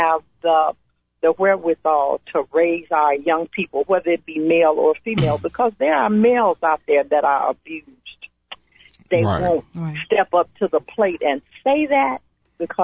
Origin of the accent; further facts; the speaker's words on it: Chicago, Illinois, United States; we moved to Cabrini Green when I was 6 years old. And I didn't move out of there until I was in my mid-20s